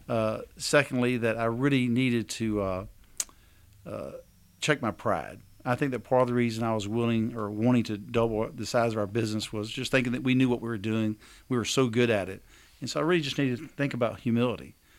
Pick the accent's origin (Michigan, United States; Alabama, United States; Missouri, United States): Alabama, United States; we're from Alabama